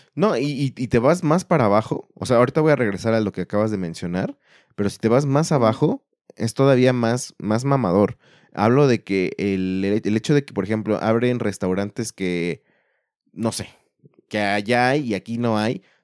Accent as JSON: {"language": "Spanish", "country": "Mexico"}